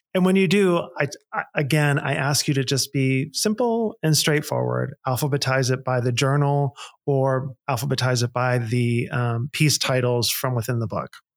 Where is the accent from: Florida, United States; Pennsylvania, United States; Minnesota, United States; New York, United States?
Pennsylvania, United States; Pittsburgh; moved away; I grew up in Pittsburgh, Pennsylvania, and we talk the way we talk